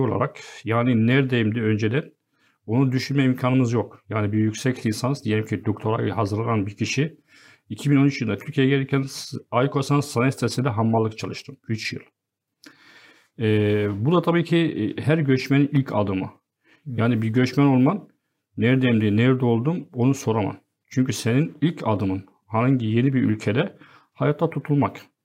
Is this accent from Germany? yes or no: no; Azaz, Aleppo Governorate, Syria; Turkish is a second language; moved away as an adult; also born or lived in Deir ez-Zor, Syria; now in Turkey; köken Halep'ten, Azez bölgesine.